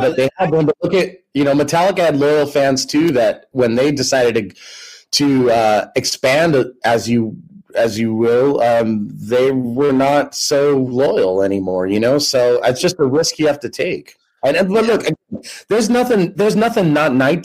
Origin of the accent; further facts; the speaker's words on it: United States; also born or lived in Southern California / Ireland; I'm American through and through